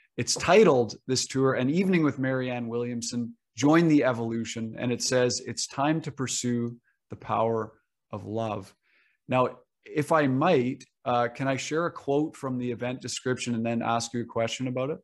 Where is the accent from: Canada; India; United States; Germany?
Canada; even as a Canadian